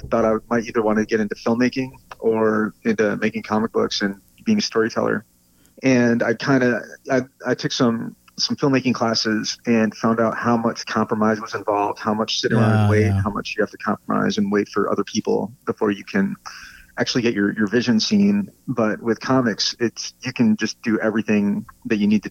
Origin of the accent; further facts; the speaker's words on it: Flint, Michigan, United States; moved away as an adult; now in San Diego, United States; I'm from Flint, Michigan, originally. Went to art school in Michigan, and then moved to the West Coast about 21 years ago.